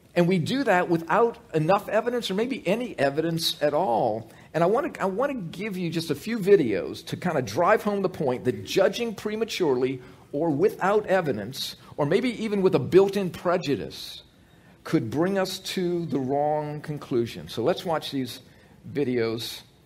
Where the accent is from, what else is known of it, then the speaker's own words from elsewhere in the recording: United States; I grew up in America, I grew up going to church